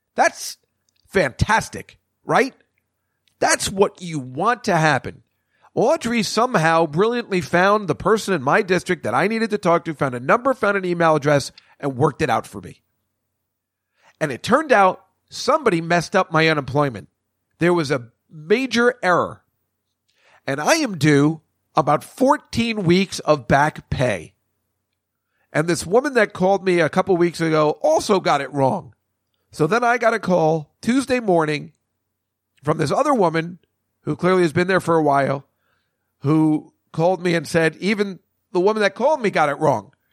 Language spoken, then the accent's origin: English; Edison, New Jersey, United States; I grew up in Edison, New Jersey, on Route One.